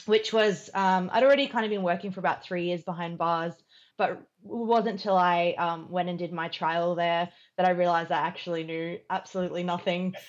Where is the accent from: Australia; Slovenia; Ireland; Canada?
Australia; Queensland; moved away as an adult; also born or lived in United Kingdom / Sydney / Melbourne; I'd never lived outside of my hometown in Queensland